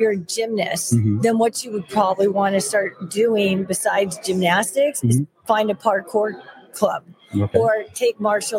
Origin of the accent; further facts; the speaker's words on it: Los Angeles, California, United States; accent: Valley girl; I was born and raised in Studio City, California.